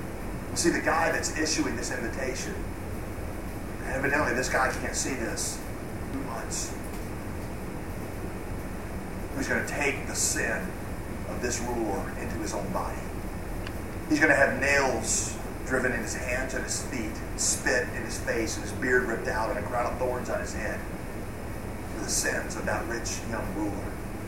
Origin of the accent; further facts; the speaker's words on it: the South, United States; accent: Southern; I'm going to drop my southern accent because it's hard to talk like that.